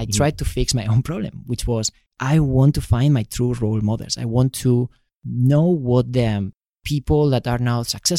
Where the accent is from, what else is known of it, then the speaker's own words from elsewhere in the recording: Spain; moved away as an adult; now in United States; I'm from Spain